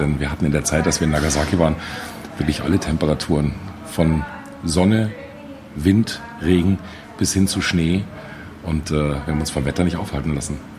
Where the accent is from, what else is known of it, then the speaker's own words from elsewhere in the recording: Munich, Bavaria, Germany; ich als Münchner, als Bayer